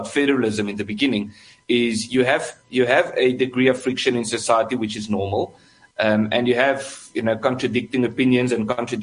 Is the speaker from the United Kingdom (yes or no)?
no; South Africa; I'm also South African